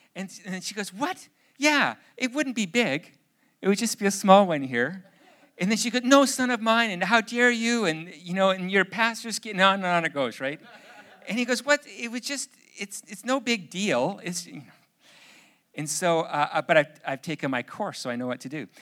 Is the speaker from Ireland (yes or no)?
no; Canada; I'm too Canadian